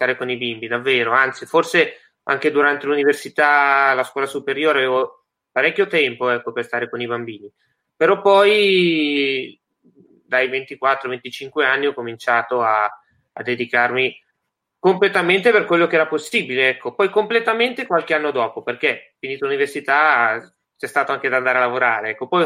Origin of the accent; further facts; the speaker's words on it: Leggiuno, Lombardy, Italy; Sono cresciuto in un piccolo paese eh, della provincia di Varese che si chiama Leggiuno e diciamo